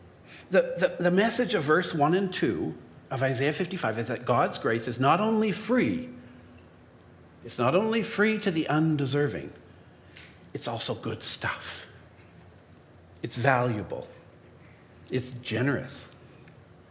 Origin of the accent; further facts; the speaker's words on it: Timmins, Ontario, Canada; growing up in Timmins